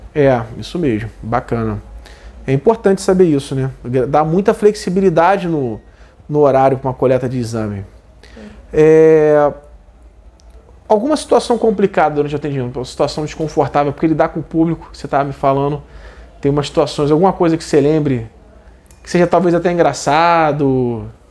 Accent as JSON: {"language": "Portuguese", "country": "Brazil", "said": "como brasileiro"}